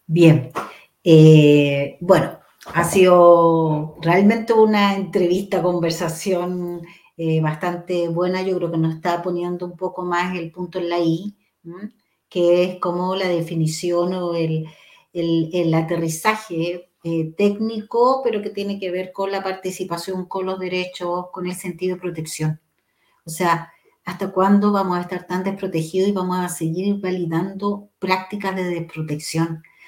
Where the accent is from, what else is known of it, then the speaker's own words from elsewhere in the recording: Chile; como chilenos